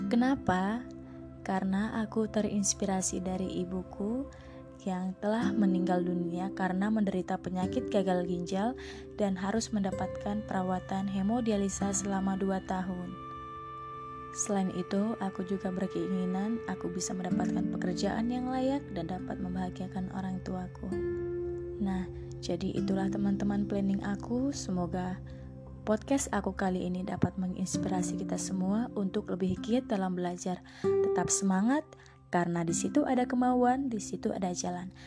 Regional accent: Pematangsiantar, North Sumatra, Indonesia; asal dari kota Pematang Siantar, Prodi Teknik Biomedis, Institut Teknologi Sumatera dari kelompok 88.

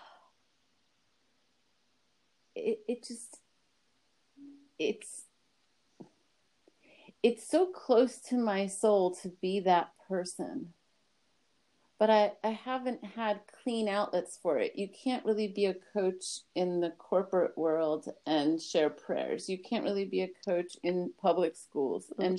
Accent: Miami, Florida, United States; also born or lived in Brooklyn, New York; I was born in Brooklyn to a family of Iraqi Israeli Jews in Brooklyn, New York. And then we moved to Miami when I was 3

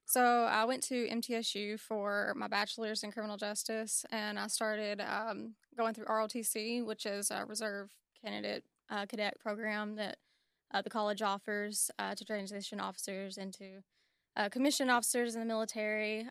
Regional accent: Warren County, Tennessee, United States; I'm from Warren County

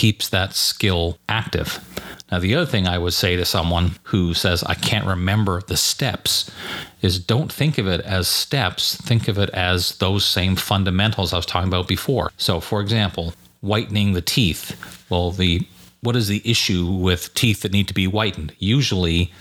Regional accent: Montreal, Quebec, Canada; Growing up in Montreal and going to school in Quebec, where French was a requirement

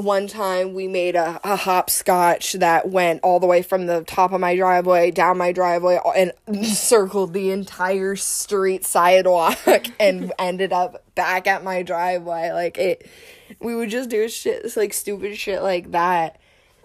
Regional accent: Columbus, United States; moved away; I grew up in Columbus

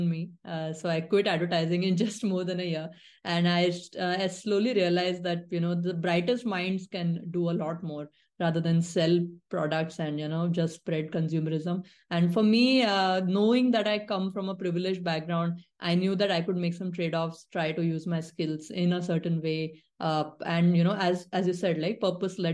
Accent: Nagpur, Maharashtra, India; set up my own thing in my hometown, Nagpur

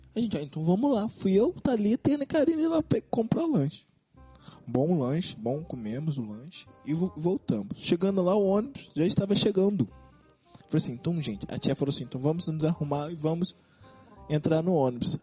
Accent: Belford Roxo, Rio de Janeiro, Brazil; nós somos de Belfor Roxo

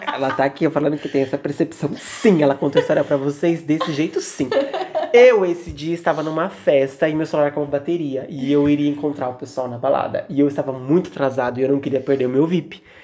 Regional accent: São Paulo, Brazil; a gente cresceu, tipo, muito longe do centro

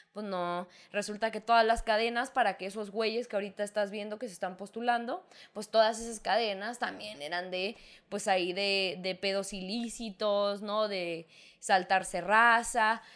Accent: northern Mexico, Mexico; somos de la misma raza, somos mexicanos, somos hermanos

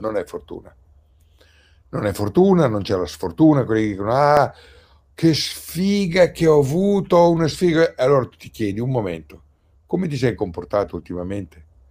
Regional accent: Pieve di Cento, Emilia-Romagna, Italy; sono rimasto nel mio paese, nella mia casa, Pieve di Cento

